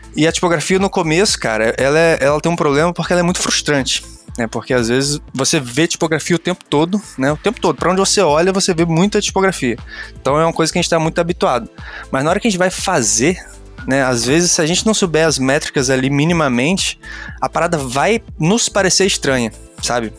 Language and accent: Portuguese; Rio de Janeiro, Brazil; also born or lived in Campos dos Goytacazes; now in Niterói, Brazil; sou do Rio de Janeiro. É, nasci em Campos, que é uma cidade do interior, mas morei no Rio de Janeiro durante muitos, muitos anos, acho que uns 10 anos.